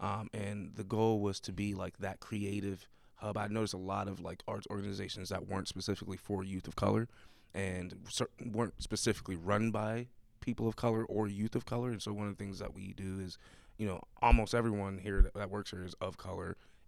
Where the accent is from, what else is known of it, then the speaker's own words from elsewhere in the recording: Buffalo, New York, United States; now in Pittsburgh, United States; So I moved here from Buffalo, New York.